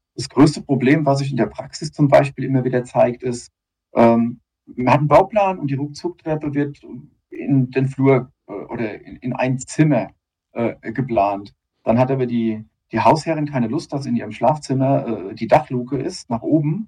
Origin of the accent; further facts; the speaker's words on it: near Darmstadt, Hesse, Germany; also born or lived in Otzberg; ein hessischer Bub, ganz genau. und bin aus der Nähe ja, von Darmstadt